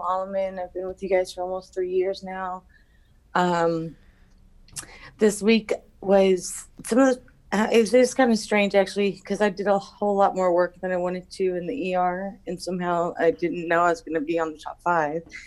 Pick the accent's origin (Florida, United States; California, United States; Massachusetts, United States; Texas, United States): Texas, United States; Houston; I'm from Houston, Texas